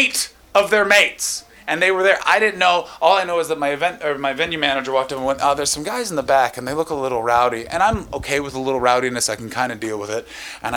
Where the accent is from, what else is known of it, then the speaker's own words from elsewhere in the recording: Canada; now in Oxfordshire, United Kingdom; I'm from Canada